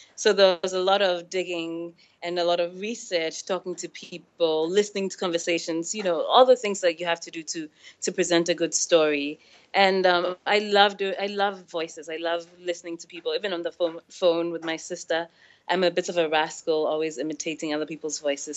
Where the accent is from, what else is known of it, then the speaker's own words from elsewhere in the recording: Ghana; also born or lived in Senegal; growing up in West Africa